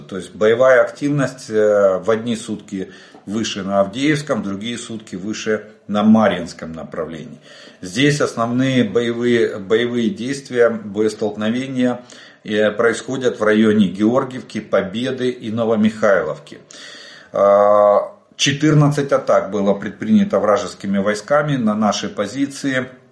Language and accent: Russian; Ukraine; мы из Украины